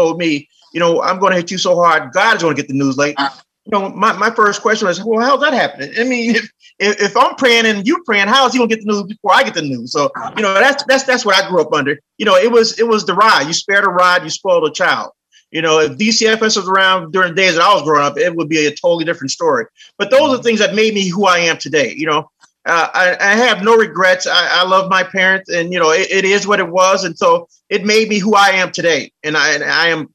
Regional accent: Chicago, Illinois, United States; I grew up in Chicago. Chicago's been my hometown for the last 50 years or so

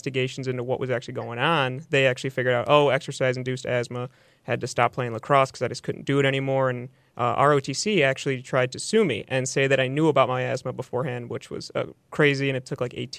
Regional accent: Palatine, Illinois, United States; also born or lived in Grand Rapids, Michigan; I'm from Palatine, born and raised

